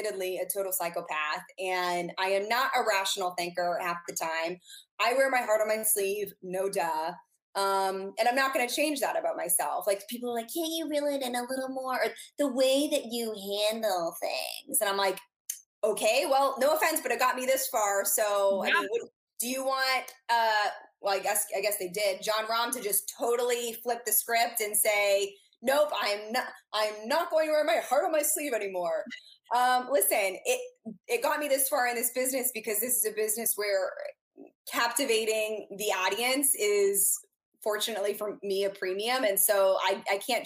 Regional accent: New England, United States; now in Orlando, United States; I'm from New England

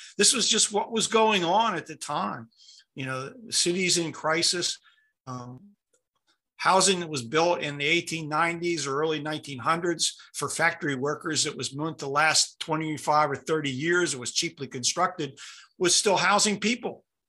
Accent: Pittsburgh, Pennsylvania, United States; But I grew up in Pittsburgh, and in the 1950s and 60s, areas of Pittsburgh that were populated by African Americans were devastated.

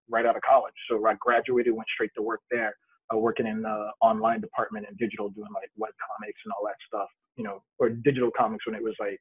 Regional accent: New York City, New York, United States; I was a broke kid growing up in Brooklyn

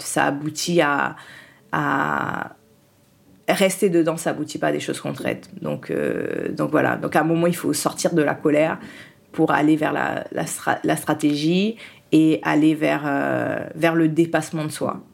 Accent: France; also born or lived in Haiti; je suis née en Haïti et je suis arrivée en France. Euh, mon père était déjà en France et il a fait le regroupement familial. Donc je suis arrivée en France

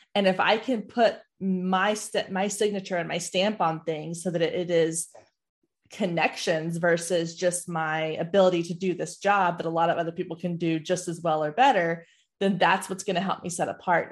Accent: Waco, Texas, United States; also born or lived in Dallas; I grew up in Waco

